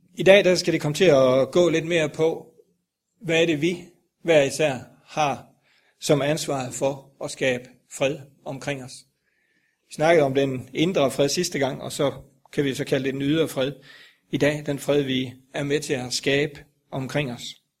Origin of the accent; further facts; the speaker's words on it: Grindsted, Southern Denmark, Denmark; moved away; oppe i Billund, Grindsted, hvor jeg kommer fra